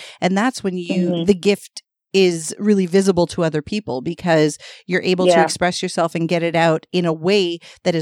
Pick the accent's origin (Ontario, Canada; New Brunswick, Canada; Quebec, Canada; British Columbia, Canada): Ontario, Canada; Toronto; We're from Toronto